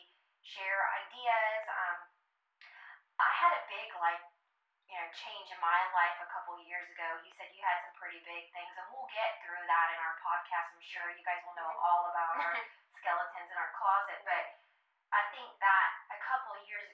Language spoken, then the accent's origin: English; Texas, United States; I'm from Texas